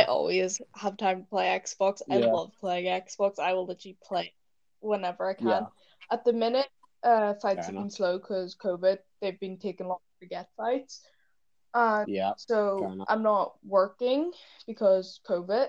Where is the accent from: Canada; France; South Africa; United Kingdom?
United Kingdom; Northern Ireland; accent: Northern Irish; That's my Northern Irish accent.